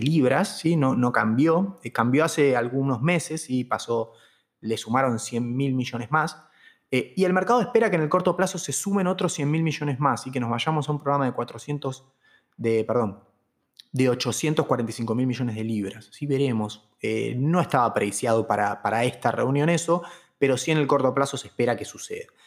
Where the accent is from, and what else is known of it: Argentina